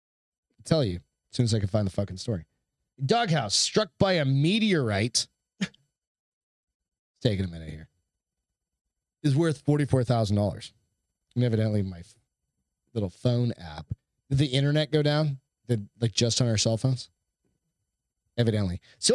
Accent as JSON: {"language": "English", "town": "Hampton", "region": "New Hampshire", "country": "United States", "said": "I'm from Hampton"}